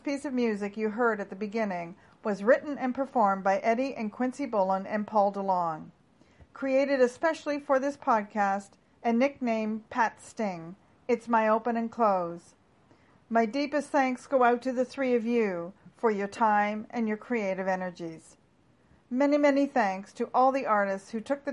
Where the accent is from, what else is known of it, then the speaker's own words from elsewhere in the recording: Toronto, Ontario, Canada; my hometown of Toronto and surrounding area